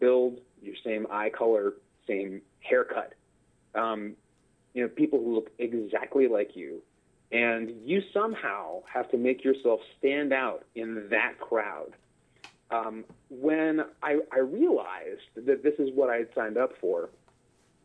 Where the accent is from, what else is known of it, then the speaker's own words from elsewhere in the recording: Baton Rouge, Louisiana, United States; moved away as an adult; also born or lived in Syracuse / Pittsburgh; originally, I grew up in Baton Rouge, Louisiana. I was there until I graduated from college, and then I went all over the Northeast